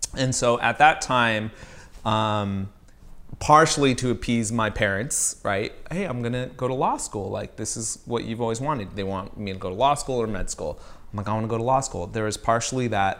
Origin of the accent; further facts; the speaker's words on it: Riverside, California, United States; also born or lived in Virginia / Maryland / Baltimore; I grew up in Riverside, California